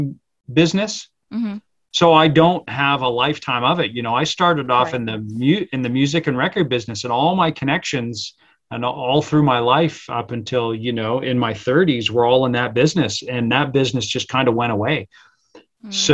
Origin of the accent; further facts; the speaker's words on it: England, United Kingdom; born there; Cause I was born in England.